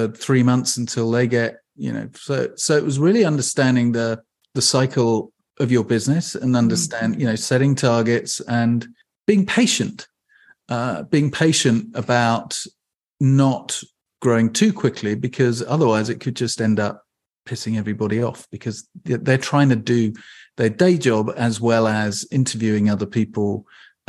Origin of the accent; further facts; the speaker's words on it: England, United Kingdom; now in Bainbridge Island, United States; I'm from England